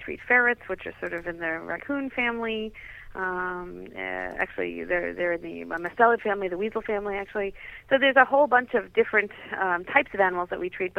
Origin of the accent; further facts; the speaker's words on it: New York City, New York, United States; I grew up in New York City